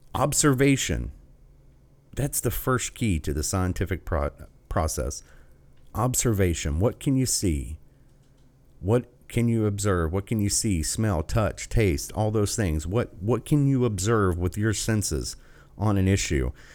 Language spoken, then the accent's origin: English; United States; as an American